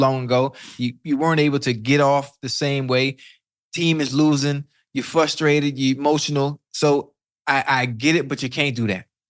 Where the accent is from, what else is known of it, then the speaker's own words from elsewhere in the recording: Miami, Florida, United States; I'm from Liberty City